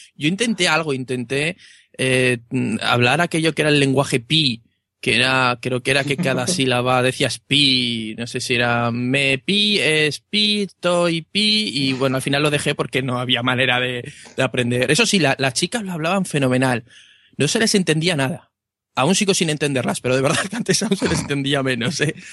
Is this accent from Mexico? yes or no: no; Aragon, Spain; un pueblo cerrado de, de Aragón